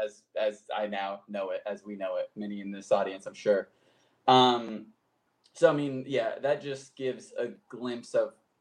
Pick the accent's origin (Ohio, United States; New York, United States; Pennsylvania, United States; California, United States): California, United States; SoCal; I grew up in SoCal, kind of bounced around here